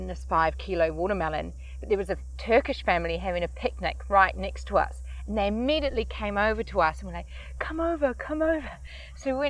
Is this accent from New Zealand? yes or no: yes; New Zealand; I'm from New Zealand.